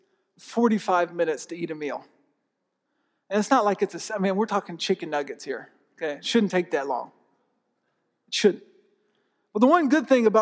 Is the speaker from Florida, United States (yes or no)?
yes; Tampa, Florida, United States; growing up, I grew up in Tampa.